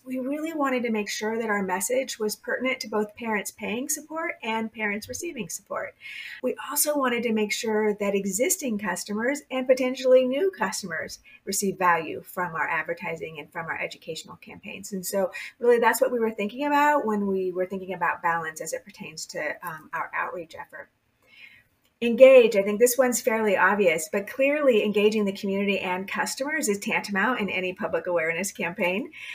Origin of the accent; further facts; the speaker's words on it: California, United States; I was born and raised in California